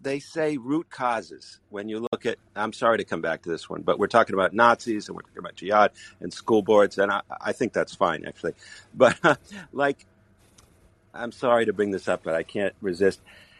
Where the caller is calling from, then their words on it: Israel; and I'm calling from Israel.